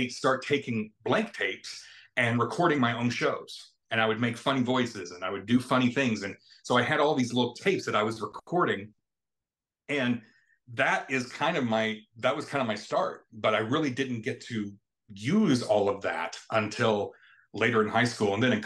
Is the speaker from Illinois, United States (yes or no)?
yes; Carterville, Illinois, United States; I grew up in Carterville, a small town here in Southern Illinois